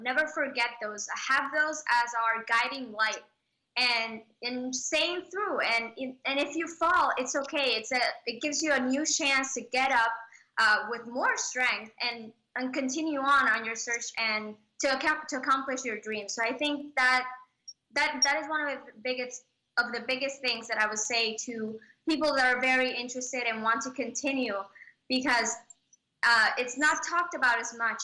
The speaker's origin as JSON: {"language": "English", "country": "Puerto Rico", "tie": "born or raised there", "said": "I was born in Puerto Rico"}